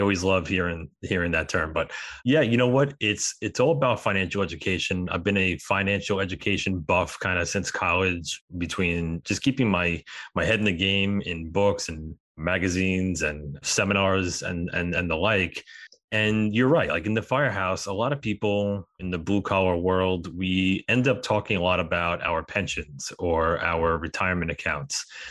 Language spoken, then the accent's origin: English; New York, United States; We're both from New York